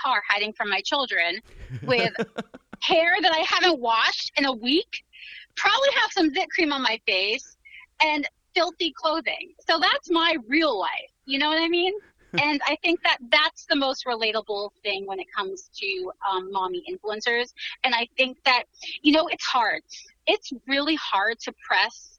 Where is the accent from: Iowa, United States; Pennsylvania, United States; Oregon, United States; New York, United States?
New York, United States; I was born in New York.